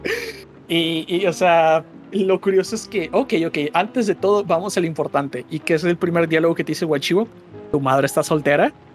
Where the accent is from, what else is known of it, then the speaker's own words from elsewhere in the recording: southeast Mexico, Mexico; aquí en, en, el sureste